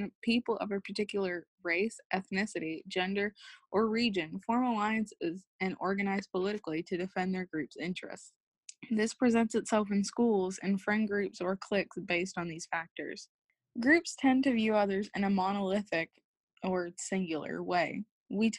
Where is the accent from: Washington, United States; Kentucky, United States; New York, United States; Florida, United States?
Kentucky, United States; Southern; I'm a freshman from Southern Kentucky.